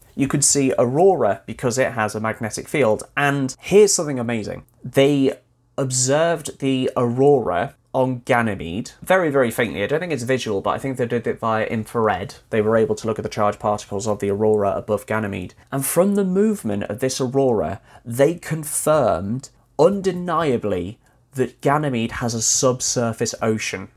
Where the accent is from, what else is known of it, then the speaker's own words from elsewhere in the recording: Wales, United Kingdom; having grown up, well, born and raised in Wales, although right on the border, so practically English